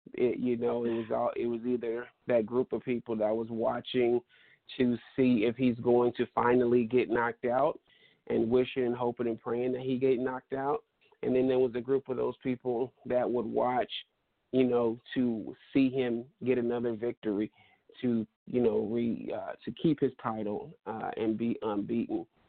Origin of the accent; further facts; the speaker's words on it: Stockton, California, United States; moved away as an adult; now in Sacramento, United States; I'm originally from Stockton, California